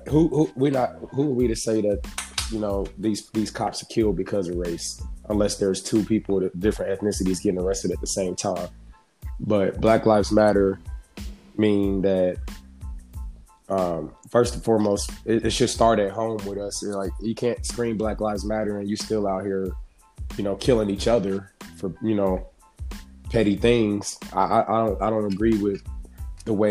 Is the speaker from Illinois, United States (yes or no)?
yes; Chicago, Illinois, United States; now in Indianapolis, United States; I'm originally from Chicago, but I obviously reside in Indiana